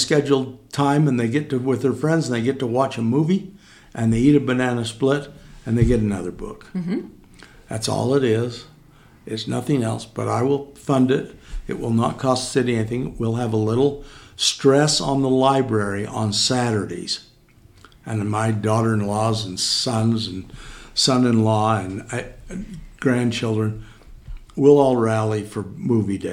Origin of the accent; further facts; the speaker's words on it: Cedar City, Utah, United States; Well, I'm from Cedar. I was born and raised here.